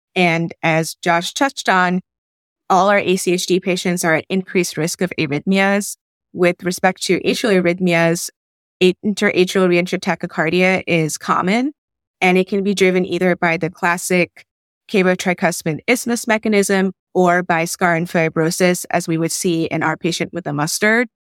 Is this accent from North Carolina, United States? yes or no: yes; Raleigh, North Carolina, United States; also born or lived in Bangladesh; I'm from Raleigh by way of Bangladesh